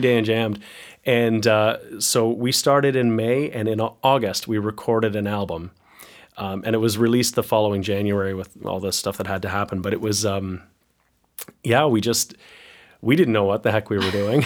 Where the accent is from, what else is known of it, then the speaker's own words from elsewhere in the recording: Picton, Ontario, Canada; moved away as an adult; also born or lived in Waterloo, Ontario; I, I'm from Picton, where my parents live